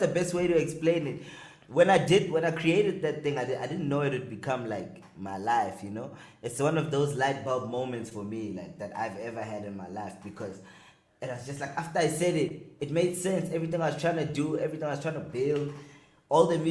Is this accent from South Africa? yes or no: yes; Pretoria, Gauteng, South Africa; I'm from Pitori